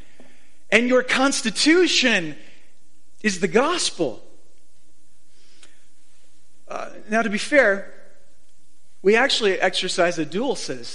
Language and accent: English; Phoenix, Arizona, United States; now in Boise, United States; I grew up in Phoenix